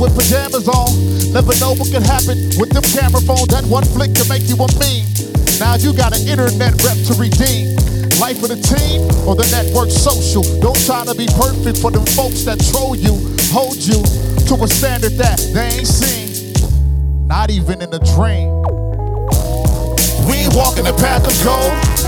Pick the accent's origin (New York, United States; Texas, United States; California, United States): California, United States; Long Beach; moved away as an adult; now in Michigan, United States; I am originally from California, Long Beach, California, born and raised